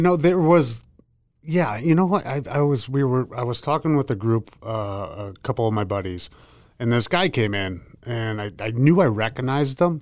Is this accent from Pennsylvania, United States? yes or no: yes; Pittsburgh, Pennsylvania, United States; moved away as an adult; also born or lived in Massachusetts; Pittsburgh, where I grew up. I grew up in Pennsylvania.